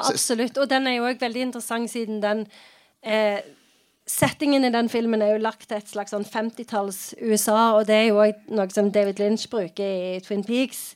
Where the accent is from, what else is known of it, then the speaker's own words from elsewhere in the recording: Sandnes, Rogaland, Norway; jeg vokste opp i Sandnes